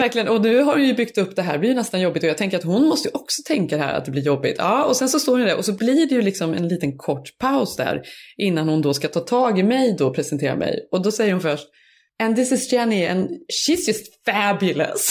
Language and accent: Swedish; Borås, Västra Götaland, Sweden; moved away as an adult; also born or lived in Stockholm; från, från Borås, då var jag ju, hade jag precis tagit studenterna. Så jag var, mössan var fortfarande på nästan när jag flyttade upp till Stockholm